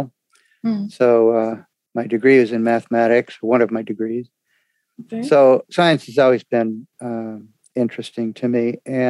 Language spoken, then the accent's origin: English; Redlands, California, United States; I grew up in Redlands, California, which is near the desert.